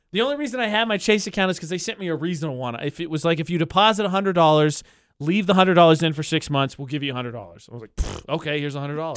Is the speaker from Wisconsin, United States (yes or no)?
no; near Chicago, Illinois, United States; now in Las Cruces, United States; Chicago again this year, which is near my hometown